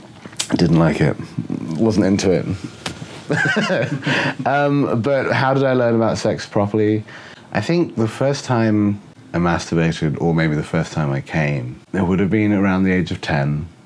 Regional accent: England, United Kingdom; born or raised there; also born or lived in Oxford / Bristol; now in Seattle, United States

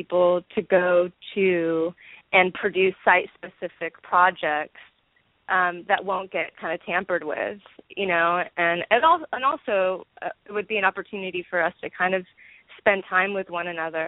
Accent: Orange County, California, United States; also born or lived in San Francisco; now in Los Angeles, United States; we're all actually from Orange County. So we grew up here, we grew up around

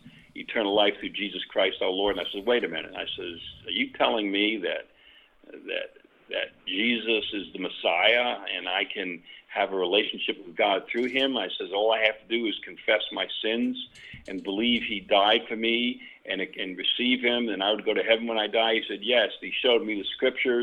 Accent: New York City, New York, United States; growing up in New York City

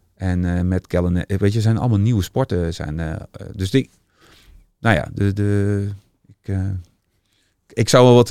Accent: Utrecht, Netherlands; als echte Utrechter ben ik

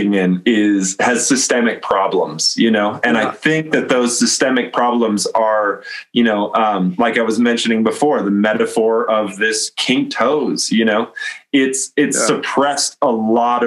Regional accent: North Dakota, United States; I am from North Dakota.

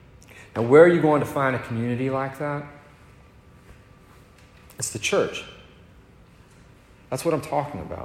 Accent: Northern Virginia, United States; born or raised there; moved away

